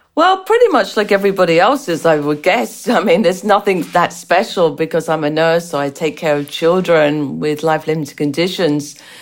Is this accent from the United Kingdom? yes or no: yes; England, United Kingdom; accent: strange accent; moved away; also born or lived in United States; as you can tell from the strange accent, I was born and raised in England with Irish parents